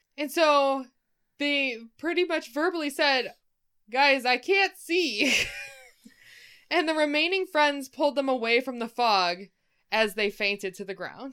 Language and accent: English; Michigan, United States